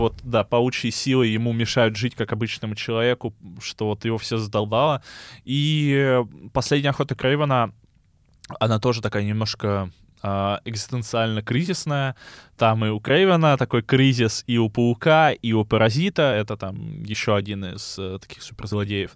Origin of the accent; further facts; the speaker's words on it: Chernozemye, Central Black Earth Region, Russia; я из Черноземья